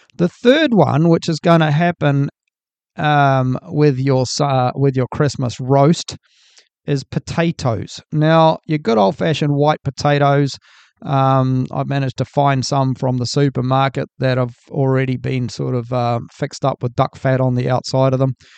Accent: New Zealand; I'm from New Zealand

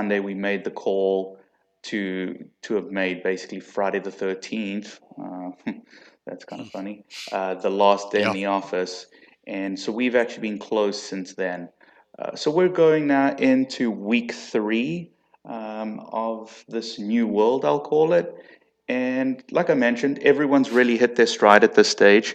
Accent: South Africa; accent: South African; now in United States; I'm actually originally from South Africa

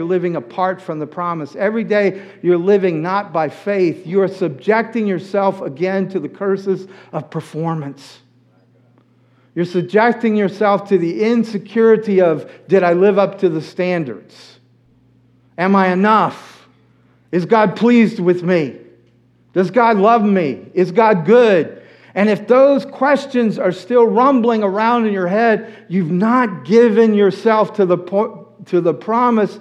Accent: United States; I was born in the United States

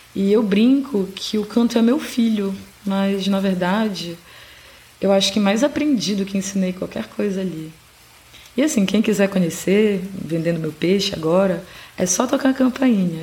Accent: Belém, Pará, Brazil; also born or lived in Óbidos / Coimbra, Portugal; eu cresci em Belém, a capital do Pará

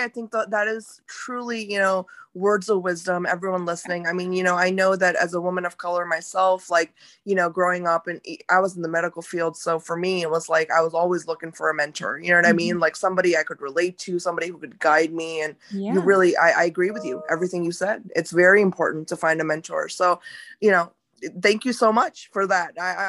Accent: India; since I mentioned I am Indian

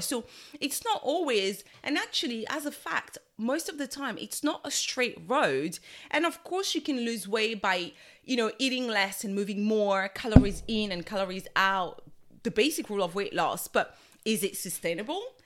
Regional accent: Togo; I'm from Togo in West Africa

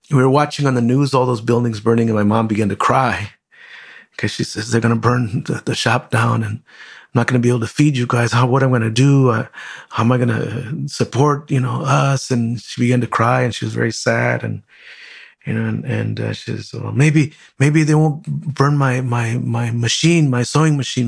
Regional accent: Compton, California, United States; I grew up in Compton

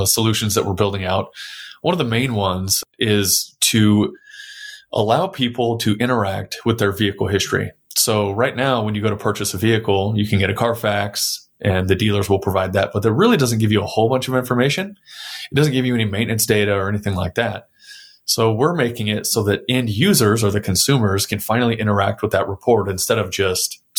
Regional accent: San Antonio, Texas, United States; I was born and raised in San Antonio.

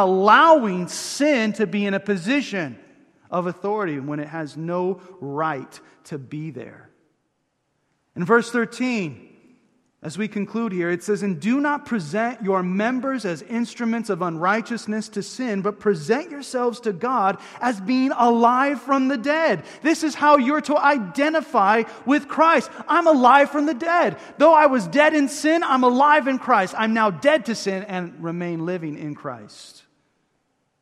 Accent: Huntington Beach, California, United States; I grew up in Huntington Beach, went to high school at Ocean View High

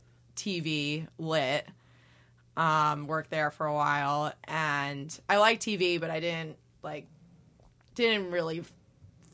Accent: Santa Barbara, California, United States; moved away as an adult; also born or lived in Los Angeles, California; now in New York, United States; I am from California originally. Grew up in Santa Barbara

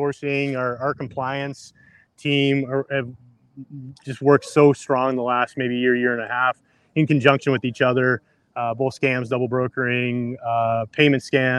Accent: Canada; guess my definition of cheese and what's real has really been tested with Matt in my life recently, being Canadian.

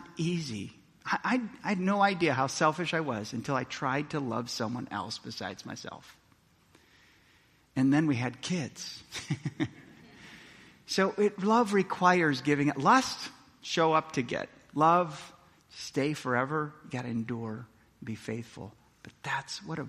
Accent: Milwaukee, Wisconsin, United States; I grew up in Milwaukee, Wisconsin

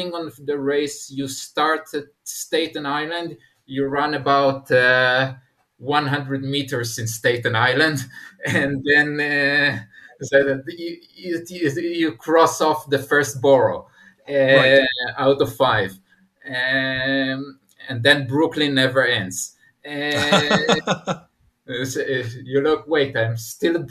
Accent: Israel; I'm coming from Israel

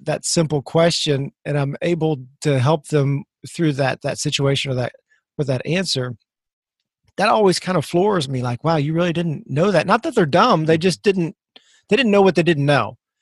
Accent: Missouri, United States; moved away; I'm from Missouri originally

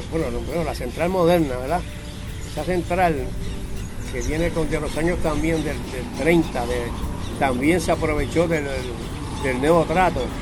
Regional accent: Arroyo, Puerto Rico

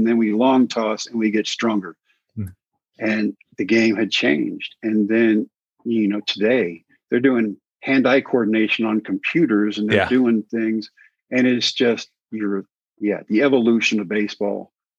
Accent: Brownwood, Texas, United States; I come from Brownwood where I'd strike out everybody at home.

